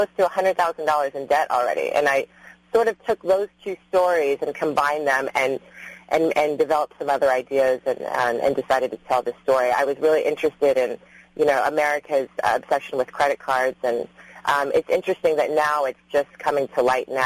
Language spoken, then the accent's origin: English; Stanton, California, United States; also born or lived in New York; I grew up in Orange County